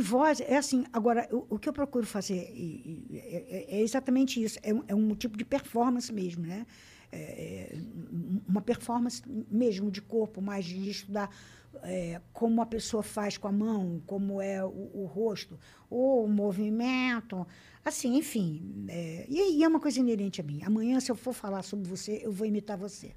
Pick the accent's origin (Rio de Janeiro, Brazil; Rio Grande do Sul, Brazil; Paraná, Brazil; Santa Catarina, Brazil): Rio de Janeiro, Brazil; accent: carioca; moved away as an adult; now in São Paulo, Brazil; nasci na Tijuca, no Rio de Janeiro